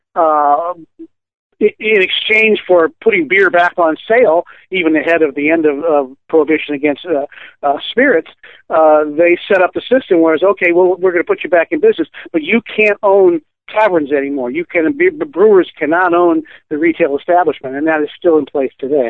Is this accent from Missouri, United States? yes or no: yes; St. Louis, Missouri, United States; moved away; having grown up in St. Louis